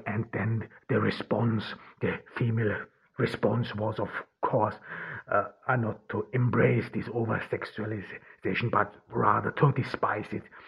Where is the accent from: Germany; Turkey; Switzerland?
Turkey; Ordu; I'm recording this in Turkey, in, uh, in Ordu, my home town where I am now during the pandemic